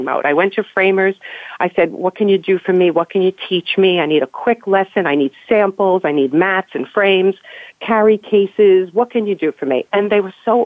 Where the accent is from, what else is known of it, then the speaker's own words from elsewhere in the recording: New York, United States; We grew up in New York